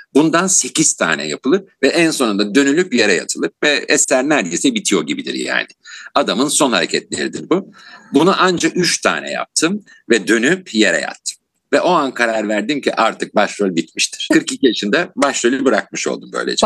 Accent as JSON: {"language": "Turkish", "region": "Istanbul", "country": "Turkey", "tie": "born or raised there", "said": "1959 yılında İstanbul'da doğdum"}